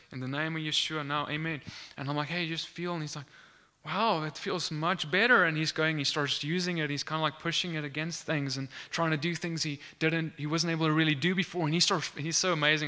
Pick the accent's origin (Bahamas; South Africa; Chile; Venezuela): South Africa; moved away; I'm from South Africa, for, uh, for those of you who don't know. I studied at the University of Pretoria